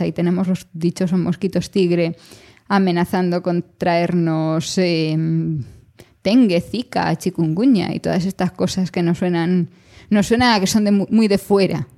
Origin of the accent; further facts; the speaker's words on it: Galicia, Spain; yo como gallega